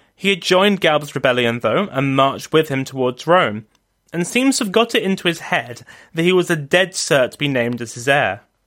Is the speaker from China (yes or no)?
no; London, United Kingdom; also born or lived in Oxford; back to London, my hometown